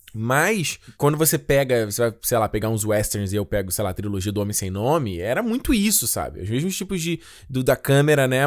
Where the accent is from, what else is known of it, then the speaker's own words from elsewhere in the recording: Rio de Janeiro, Brazil; crescendo no Rio de Janeiro